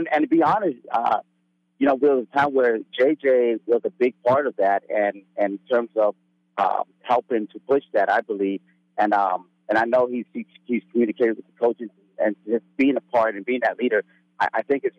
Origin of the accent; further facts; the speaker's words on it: San Bernardino, California, United States; moved away as an adult; also born or lived in Oregon; Southern California, San Bernardino. I came from Fontana High School.